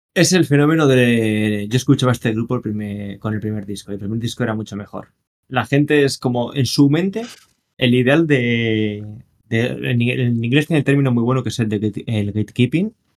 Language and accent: Spanish; Castile and León, Spain; yo soy de zona miner